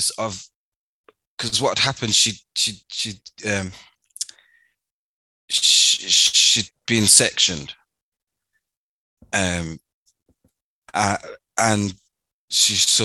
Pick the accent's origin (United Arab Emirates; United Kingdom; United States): United Kingdom; Birmingham, West Midlands; I was born in Birmingham, St. Elizabeth Hospital on the 5th of the 12th, 1985.